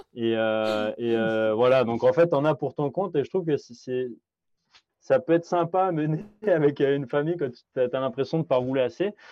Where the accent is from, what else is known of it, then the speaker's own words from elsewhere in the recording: France; moved away as an adult; now in Quebec, Canada; je suis d'origine de, France